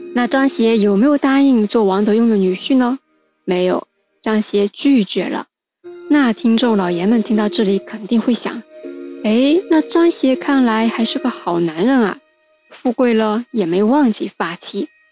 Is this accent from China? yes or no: yes; Wenzhou, Zhejiang, China; 作为土生土长的温州人